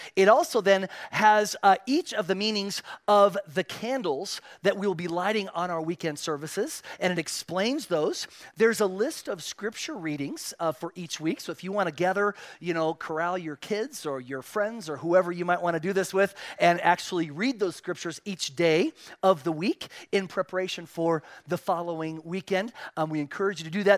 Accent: Spain; moved away; I was born and raised in Spain

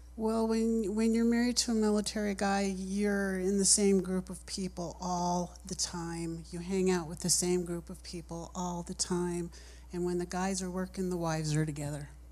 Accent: Nevada, United States; moved away; I'm from Nevada

